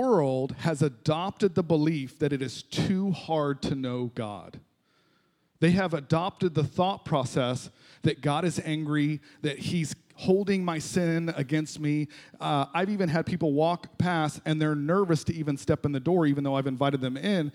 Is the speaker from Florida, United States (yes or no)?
yes; Florida, United States; moved away as an adult; also born or lived in Ohio; I grew up here in Florida, moved to Ohio for a little while